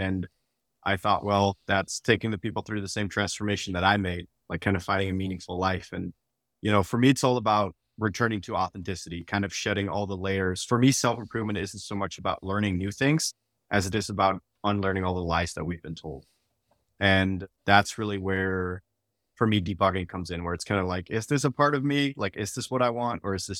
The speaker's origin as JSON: {"language": "English", "country": "Netherlands", "tie": "born or raised there", "moved": "yes", "lives_now": "United States", "said": "You know, I'm a software engineer and I grew up in the Netherlands and moved to the United States, was in the Air Force and military, moved around a bunch, didn't really have community anywhere."}